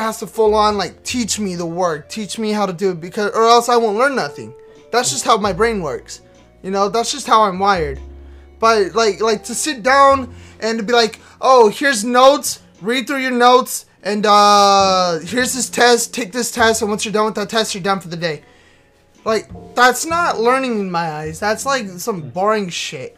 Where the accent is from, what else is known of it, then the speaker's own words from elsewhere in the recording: Texas, United States; we're both from Texas.